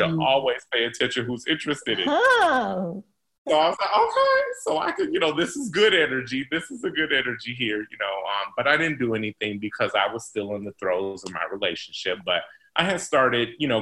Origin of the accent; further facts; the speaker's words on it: South Bend, Indiana, United States; I was born and raised in South Bend